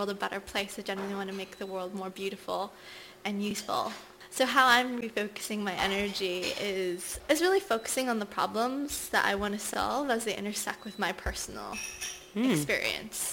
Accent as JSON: {"language": "English", "country": "Nigeria", "tie": "born or raised there", "moved": "yes", "said": "So I was born in Nigeria. I had always wanted to go back, and I finally went back last year after nearly 30 years."}